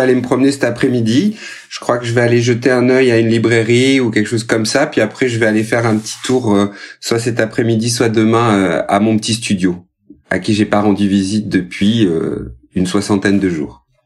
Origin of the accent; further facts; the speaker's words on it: Rodez, Occitania, France; now in Paris, France; Rodez, ma ville natale